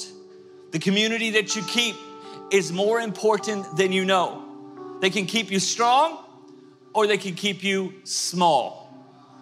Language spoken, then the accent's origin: English; Tulsa, Oklahoma, United States; moved away; I grew up in Tulsa, Oklahoma